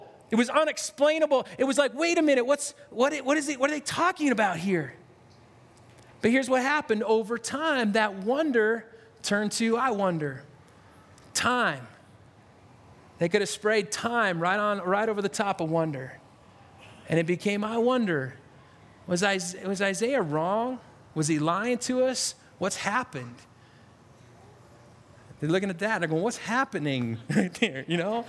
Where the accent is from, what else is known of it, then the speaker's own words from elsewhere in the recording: Spokane, Washington, United States; also born or lived in Stockton, California; I grew up in Spokane.